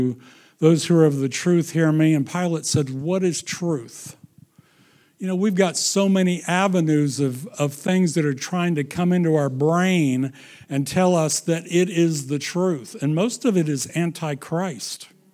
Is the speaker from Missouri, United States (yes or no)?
yes; Missouri, United States; Well, I can understand that. I'm from Missouri.